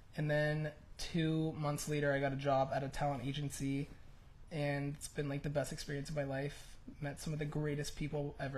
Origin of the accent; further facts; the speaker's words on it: Charlotte, North Carolina, United States; also born or lived in Nashville; All right, well, I'm from Charlotte, North Carolina, but I kind of moved all over the place.